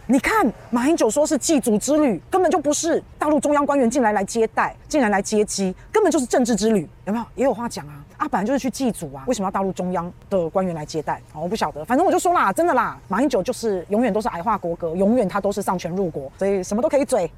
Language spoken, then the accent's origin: Chinese; Taiwan; 我是台湾人嘛